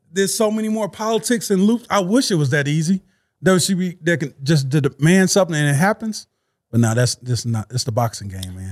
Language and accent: English; Louisiana, United States; moved away; I'm from Louisiana.